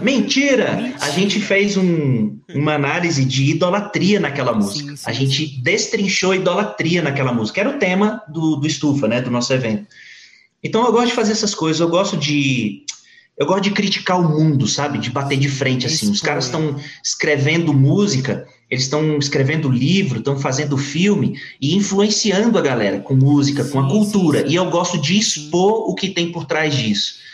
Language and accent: Portuguese; Brasília, Federal District, Brazil; nasci aqui no Distrito Federal é, e me casei adolescente. é, sou aqui do DF